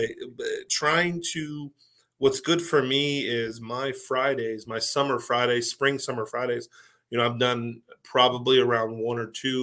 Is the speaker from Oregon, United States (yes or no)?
no; Pittsburgh, Pennsylvania, United States; I'm from Pittsburgh